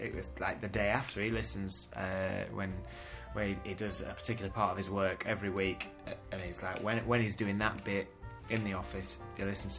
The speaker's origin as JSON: {"language": "English", "town": "Weston-super-Mare", "region": "South West England", "country": "United Kingdom", "said": "From the West Country. I'm from Western Supermare."}